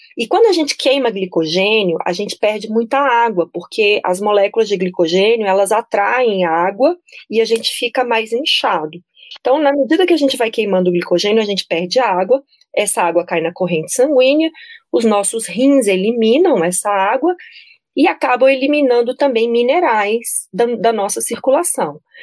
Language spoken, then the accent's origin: Portuguese; Brasília, Federal District, Brazil; eu sou de Brasília